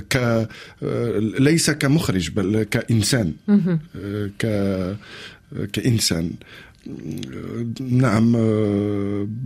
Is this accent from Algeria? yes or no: yes; Algeria; قلت لها انا الفكره هذه هذه باش حنا من الجزائر نجو لمارسيليا ونقدموا المسرحيه باللغه الجزائريه